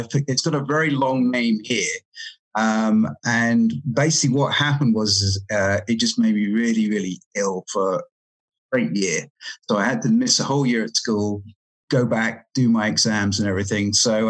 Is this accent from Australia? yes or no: no; England, United Kingdom; also born or lived in Cayman Islands; now in Canada; I'm from England, and I sort of moved around a bit, and then I was actually in the Cayman Islands before I came here.